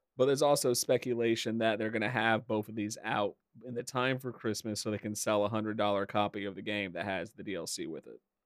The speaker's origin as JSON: {"language": "English", "region": "Indiana", "country": "United States", "tie": "born or raised there", "said": "I really do not like my home state"}